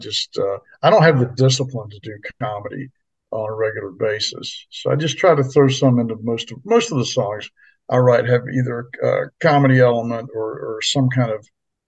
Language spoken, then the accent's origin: English; Washington, District of Columbia, United States; growing up in the Washington D.C. area, it's the same thing.